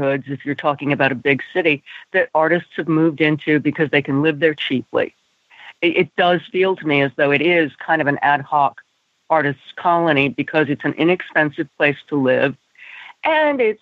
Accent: New York, United States; I grew up in New York at a time when there were a lot of neighbors.

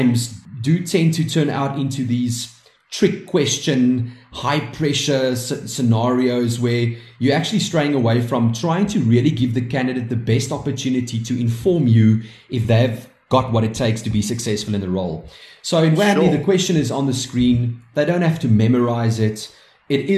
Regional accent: South Africa; we are proudly South African and we are very proud to be proudly South African

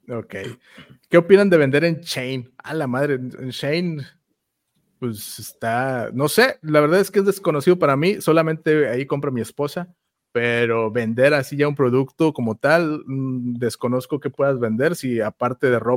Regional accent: Ciudad Victoria, Tamaulipas, Mexico; yo soy de Victoria

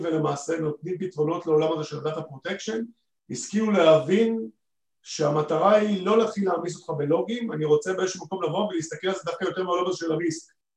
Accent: Israel

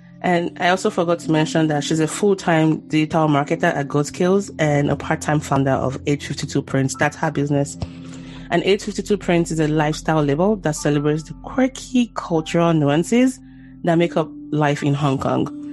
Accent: Nigeria; I'm Nigerian

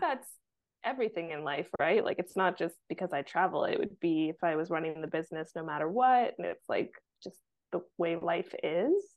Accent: Vancouver, British Columbia, Canada; moved away as an adult; also born or lived in Mexico / south of France; now in France; growing up in Vancouver

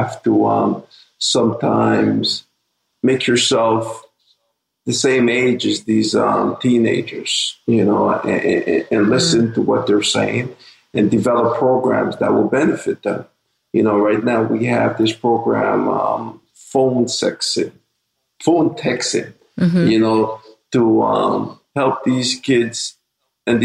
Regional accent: Montreal, Quebec, Canada; also born or lived in Saint Vincent and the Grenadines; I was born in the Caribbean. You know, a small island in St. Vincent. My family and my parents, you know, brought us to Canada. We reside here in Lower Burgundy, Montreal

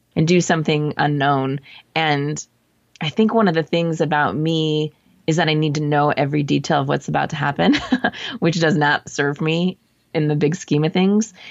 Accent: Southern California, United States; moved away as an adult; also born or lived in Arizona / San Francisco; I'm from Southern California, so I lived in Arizona for school.

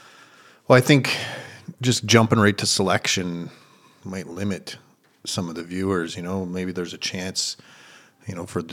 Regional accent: Ontario, Canada; I was originally from Northern Ontario in Canada. I was an outdoors guy.

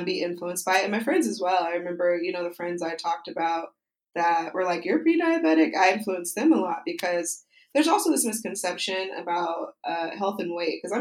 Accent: Utah, United States; moved away; I usually go back to Utah, which is my home state, for the holidays to visit my family.

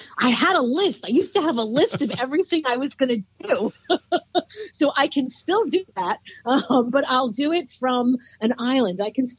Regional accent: Brooklyn, New York, United States; I am not. That I am not. I am from Brooklyn. I was Park Slope before it had a hashtag.

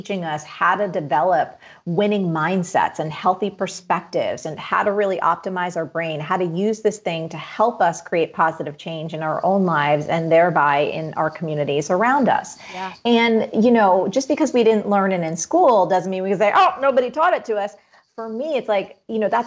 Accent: East Coast, United States; growing up in the East Coast. Again, I've done the winters my whole life

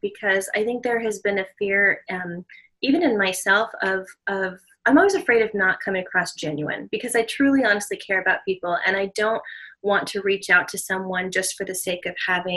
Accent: Southern California, United States; now in Hawaii, United States; growing up in Southern California, I grew up in a mostly Hispanic community.

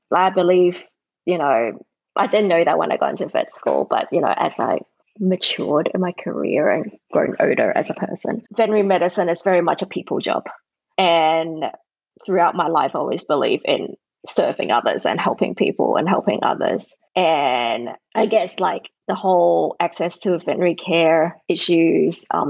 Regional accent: Sydney, New South Wales, Australia; moved away; I grew up in Australia, Sydney, Australia

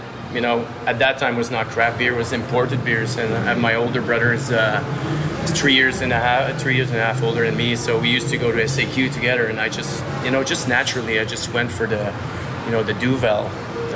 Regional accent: Gatineau, Quebec, Canada; English is a second language; moved away as an adult; also born or lived in Montreal / Australia / Japan; now in Toronto, Canada; I'm from Ottawa, actually, on the Quebec side.

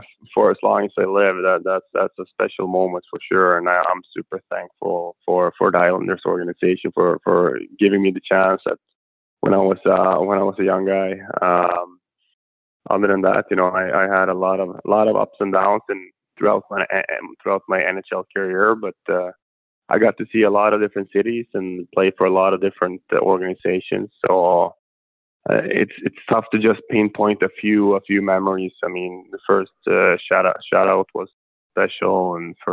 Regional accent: Sweden; moved away as an adult; It started off in my hometown, Juzio

